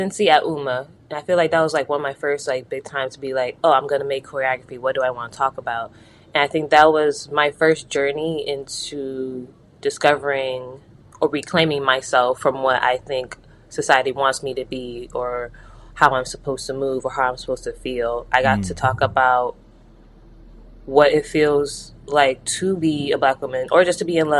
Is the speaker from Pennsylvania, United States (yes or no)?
no; Hartford, Connecticut, United States; I'm from Hartford, Connecticut. Born and raised there.